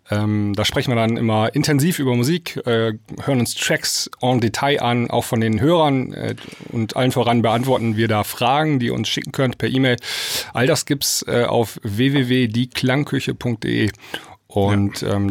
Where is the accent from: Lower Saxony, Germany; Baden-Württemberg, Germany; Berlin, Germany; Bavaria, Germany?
Baden-Württemberg, Germany; near Stuttgart; accent: Swabian; ich komme aus der Nähe von Stuttgart.